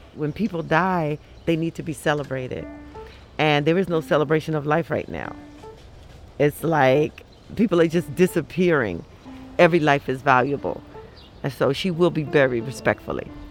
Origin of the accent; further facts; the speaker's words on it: New York City, New York, United States; moved away; I'm originally from the Bronx